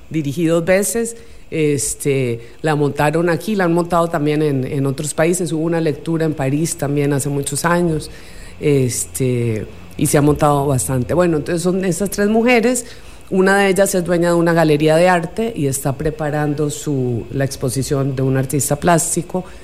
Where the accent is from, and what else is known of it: Costa Rica; born or raised there; accent: Costa Rican; also born or lived in Buenos Aires, Argentina / Colombia